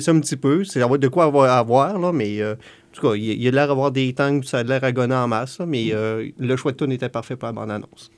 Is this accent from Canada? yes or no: yes; Canada; on est Canadien